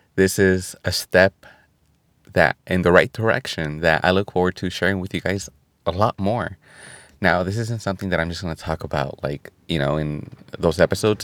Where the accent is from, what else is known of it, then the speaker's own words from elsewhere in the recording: California, United States; California, my home state